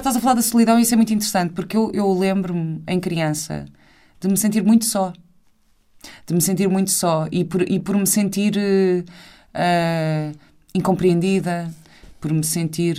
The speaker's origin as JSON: {"language": "Portuguese", "country": "Portugal", "also_born_or_lived": "London", "said": "minha uh, aprendizagem cultural enquanto portuguesa"}